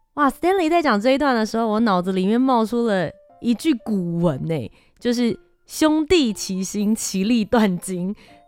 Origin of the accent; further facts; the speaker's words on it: Taiwan; 台湾，我们自己从小就在这边生长